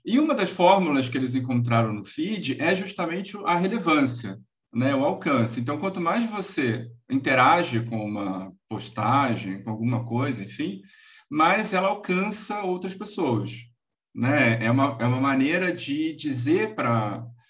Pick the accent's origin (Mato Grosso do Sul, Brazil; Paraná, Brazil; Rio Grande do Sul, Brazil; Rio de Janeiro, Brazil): Rio de Janeiro, Brazil; sou carioca